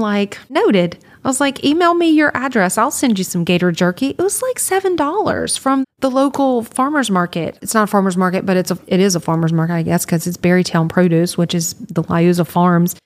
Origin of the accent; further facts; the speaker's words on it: Louisiana, United States; i was from louisiana